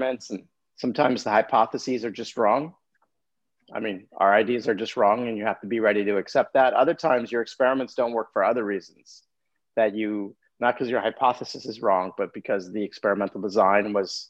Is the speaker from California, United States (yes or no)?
yes; Los Angeles, California, United States; moved away; I grew up in Los Angeles.